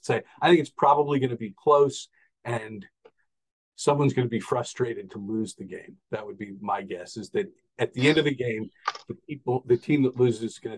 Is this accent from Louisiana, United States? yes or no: yes; New Orleans, Louisiana, United States; I grew up in New Orleans. The house we lived in was around the corner from Tulane Stadium